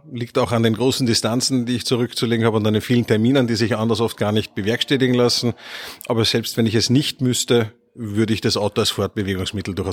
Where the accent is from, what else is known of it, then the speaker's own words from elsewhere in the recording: Upper Austria, Austria; also born or lived in Vienna; Ich bin ursprünglich in Wien geboren. Äh, meine Eltern haben damals noch studiert äh, und bin aber in sehr jungen äh, Kindheitsjahren dann nach Oberösterreich an den Attersee gezogen.